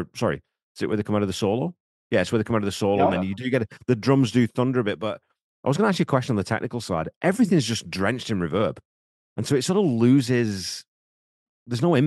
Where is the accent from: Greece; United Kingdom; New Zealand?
United Kingdom; now in Canada; growing up in Britain